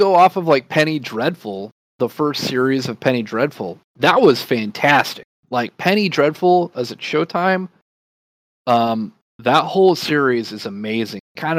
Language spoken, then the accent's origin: English; Alaska, United States; I grew up in Alaska.